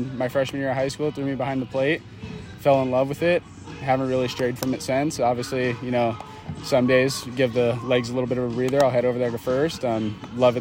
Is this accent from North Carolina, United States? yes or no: no; Monrovia, California, United States; I am from Pasadena. Well, more specifically Monrovia